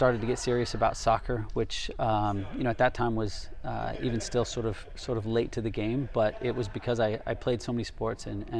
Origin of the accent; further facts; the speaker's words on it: California, United States; Correct. Yes, Southern California.